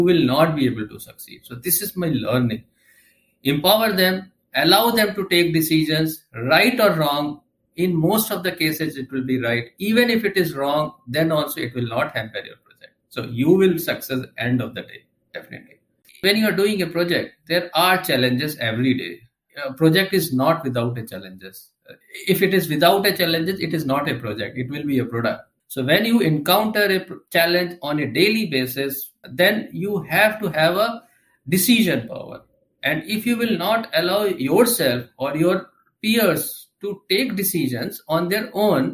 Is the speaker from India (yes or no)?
yes; India; also born or lived in New Delhi; I am from India. Currently, I am settled in the capital region of India, that is New Delhi.